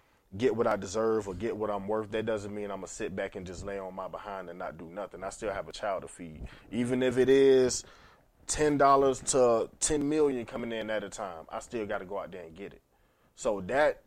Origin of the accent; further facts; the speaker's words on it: Atlanta, Georgia, United States; I'm a songwriter from Atlanta.